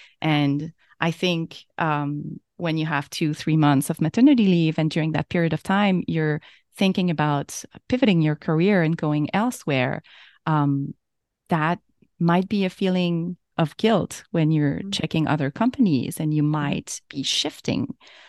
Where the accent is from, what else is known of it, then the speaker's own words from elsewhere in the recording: Quebec, Canada; So I'm from Canada, and in Quebec we have an entire year.